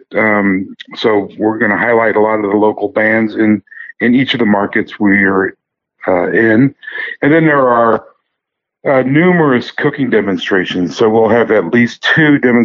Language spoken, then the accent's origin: English; St. Louis, Missouri, United States; I'm from St. Louis.